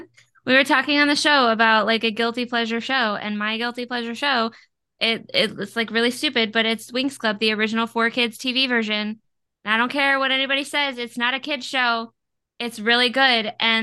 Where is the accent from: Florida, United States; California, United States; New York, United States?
Florida, United States; Like, I'm from Florida, bro. You don't mess with a Florida woman.